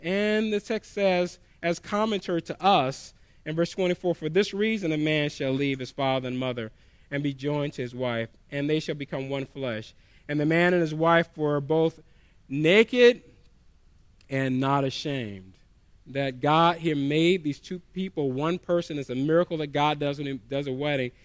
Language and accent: English; the South, United States; I grew up in the South